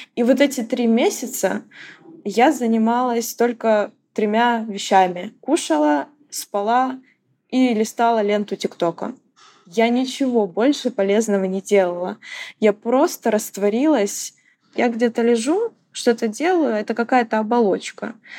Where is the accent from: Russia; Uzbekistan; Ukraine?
Ukraine; moved away as an adult; я украинка, и я вынужденная эмигрантка